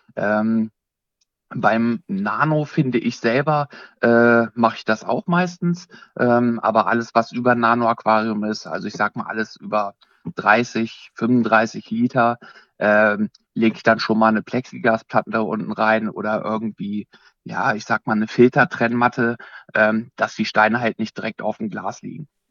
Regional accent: Bad Salzdetfurth, Lower Saxony, Germany; Ich komme aus Bad Salzdetford, das ist ungefähr 50 Kilometer südlich äh, von Hannover

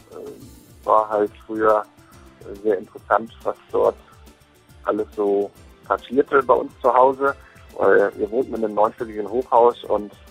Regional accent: Hanover, Lower Saxony, Germany; Ich komme ursprünglich aus Hannover

